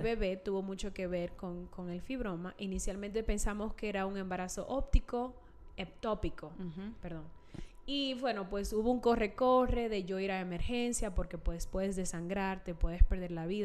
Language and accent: Spanish; Santiago de los Caballeros, Santiago, Dominican Republic; moved away as an adult; now in Utah, United States; soy de Santiago